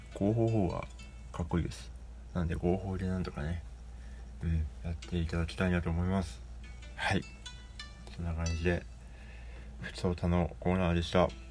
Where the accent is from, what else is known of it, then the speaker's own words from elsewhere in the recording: Sapporo, Hokkaido, Japan; now in Tokyo, Japan; 札幌はない